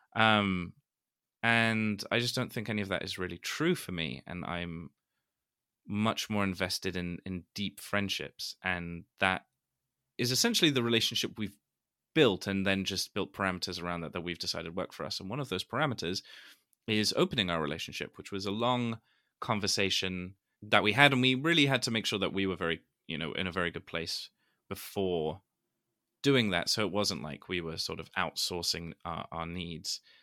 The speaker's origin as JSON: {"language": "English", "region": "London", "country": "United Kingdom", "said": "I am from London"}